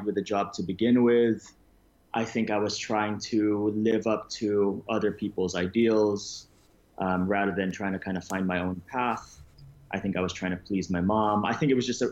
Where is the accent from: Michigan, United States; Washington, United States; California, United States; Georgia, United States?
California, United States; Los Angeles; born or raised there; also born or lived in Philippines